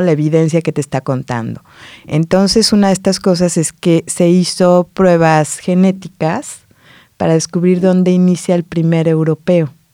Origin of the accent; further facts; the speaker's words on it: Morelos, Mexico; moved away as an adult; now in Barcelona, Spain; vengo de Morelos, en México